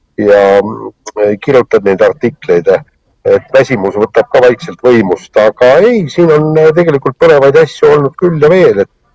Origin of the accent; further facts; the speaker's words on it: Estonia; ma olen eestlane